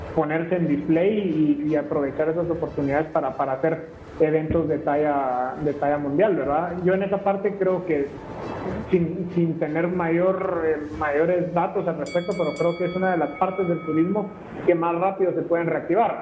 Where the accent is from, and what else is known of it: Guatemala